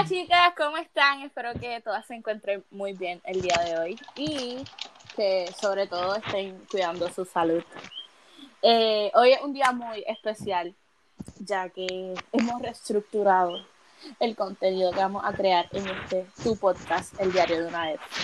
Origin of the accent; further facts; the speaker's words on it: Puerto Rico; soy de Puerto Rico, vengo, soy del Caribe, una isla pequeña